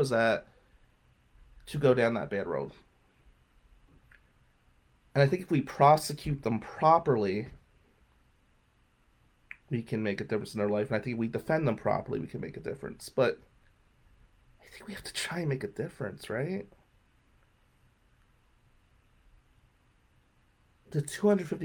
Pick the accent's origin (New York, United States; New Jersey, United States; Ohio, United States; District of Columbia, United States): New Jersey, United States; Atlantic City; I'm still from Atlantic City